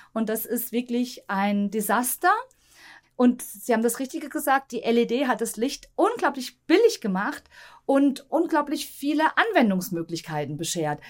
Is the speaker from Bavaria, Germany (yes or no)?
no; Tann, Hesse, Germany; ich bin ja aufgewachsen in Tann